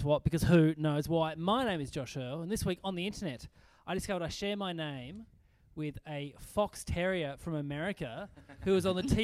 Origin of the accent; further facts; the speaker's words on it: Burnie, Tasmania, Australia; also born or lived in Launceston, Tasmania; I moved when I was 17 out of Burnie to Launceston